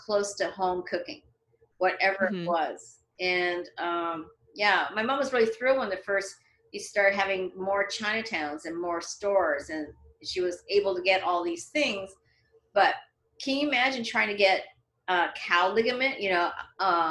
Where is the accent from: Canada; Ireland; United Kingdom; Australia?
Canada; moved away as an adult; now in Los Angeles, United States; when I was growing up in Canada, there weren't that many Chinese people.